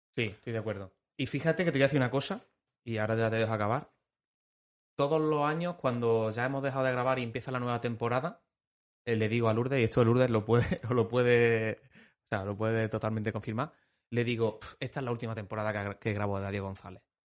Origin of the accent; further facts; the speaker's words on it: Pozoblanco, Andalusia, Spain; los que somos de Pozo Blanco